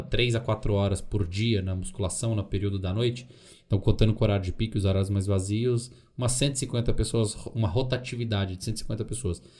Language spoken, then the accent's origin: Portuguese; Dores do Indaiá, Minas Gerais, Brazil; also born or lived in Belo Horizonte; eu sou de BH, mas eu morei a maior parte da minha vida em Dores do Indaiá.